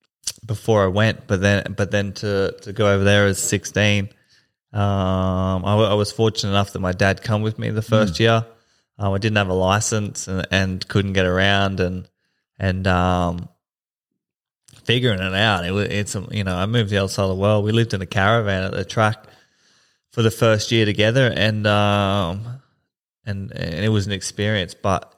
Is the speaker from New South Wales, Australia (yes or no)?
no; Camira, Queensland, Australia; I grew up in Kamira in Springfield and got in a bit of trouble with the boys when I was younger